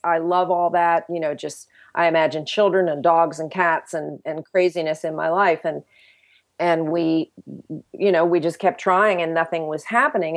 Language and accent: English; United States; as American Christians